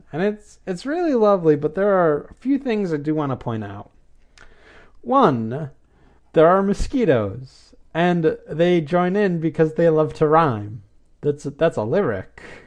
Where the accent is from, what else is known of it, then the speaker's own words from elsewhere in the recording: United States; as an American, not as a Brazilian.